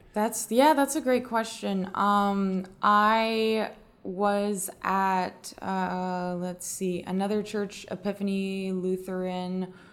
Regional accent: North Carolina, United States; moved away; I'm from North Carolina

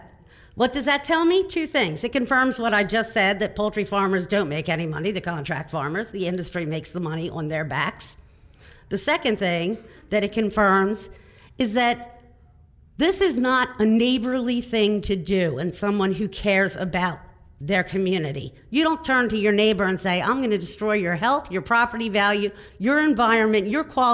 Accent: Delta, Pennsylvania, United States; I am from Delta, Pennsylvania, which is southern New York County

